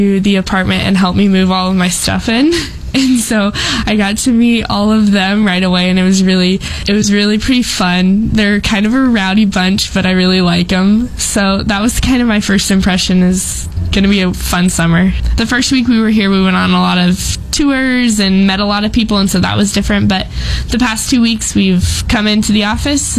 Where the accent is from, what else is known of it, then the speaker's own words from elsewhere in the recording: Callaway, Nebraska, United States; I'm from Callaway, Nebraska.